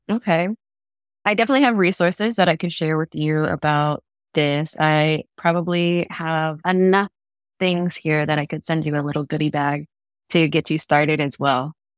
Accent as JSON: {"language": "English", "region": "Florida", "country": "United States", "tie": "born or raised there", "also_born_or_lived": "North Dakota"}